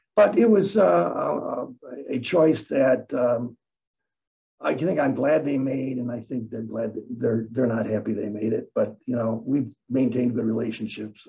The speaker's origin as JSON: {"language": "English", "town": "Detroit", "region": "Michigan", "country": "United States", "tie": "born or raised there", "also_born_or_lived": "Newark, New Jersey", "said": "moved to Michigan when I was six, and uh, grew up on the east side of Detroit. Um, and I've always hung around here"}